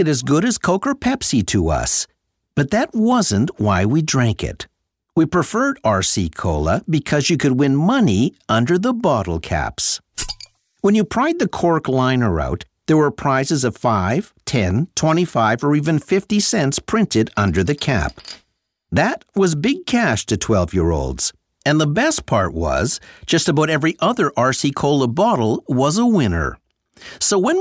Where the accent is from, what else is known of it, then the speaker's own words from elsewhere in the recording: Sudbury, Ontario, Canada; When I was growing up in Sudbury in the late 60s and early 70s